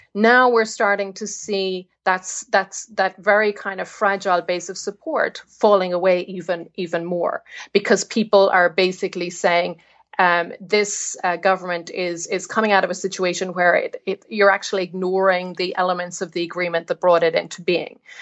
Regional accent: Ireland; moved away as an adult; also born or lived in Belfast; growing up in the Republic

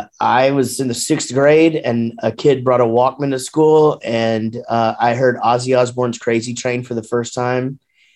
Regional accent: Wichita Falls, Texas, United States; also born or lived in Grapevine, Texas; now in Denton, United States; born and raised, born in Grapevine, raised in Wichita Falls, and then moved down to Denton after we started the band, and still here.

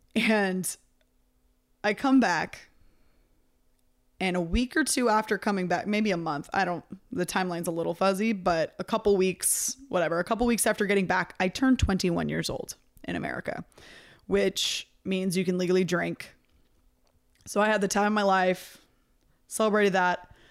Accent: near Sacramento, California, United States; also born or lived in San Diego; I was still living at home. I was at the college that was outside of my hometown

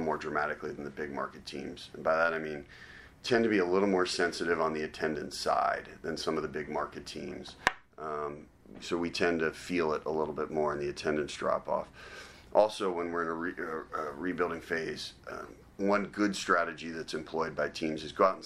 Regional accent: Cincinnati, Ohio, United States; someone like me who was born and raised in Cincinnati.

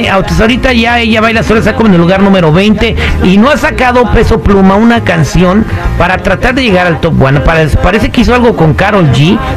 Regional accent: Mexico; nosotros los hispanos más los que somos de México tenemos la costumbre de comprar los boletos el mero día del evento.

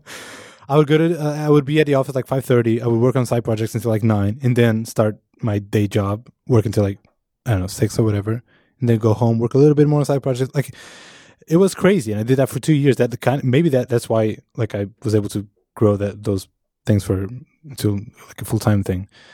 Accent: Portugal; moved away; I am from Portugal

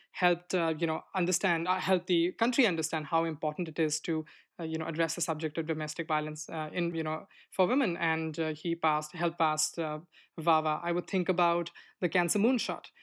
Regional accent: Delhi, India; moved away as an adult; now in United States; when I came from India

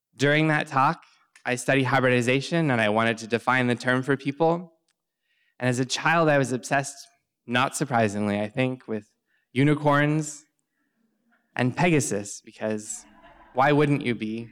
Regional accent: Southern Ontario, Canada; I grew up in Southern Ontario in Canada.

